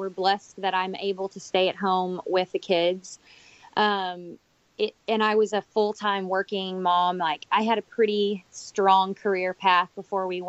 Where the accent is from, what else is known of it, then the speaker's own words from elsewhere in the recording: Corsicana, Texas, United States; moved away as an adult; now in Dubai, United Arab Emirates; we were really settled in Corsicana, where my hometown is